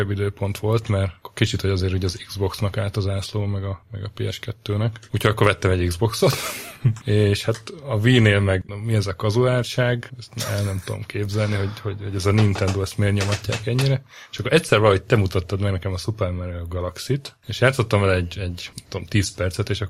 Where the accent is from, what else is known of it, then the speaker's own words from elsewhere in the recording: Hungary; Én ugye vidéken nőttem fel